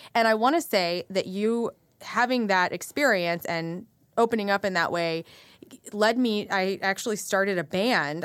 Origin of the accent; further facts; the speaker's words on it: West Frankfort, Illinois, United States; also born or lived in Carbondale, Illinois; now in St. Louis, United States; I grew up in a little town called West Frankfort, Illinois